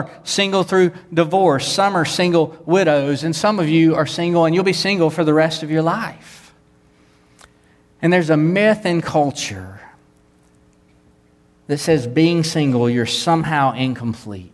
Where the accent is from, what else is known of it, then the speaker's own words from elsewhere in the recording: the Bible Belt, United States; I grew up in the Bible Belt. I minister in the Bible Belt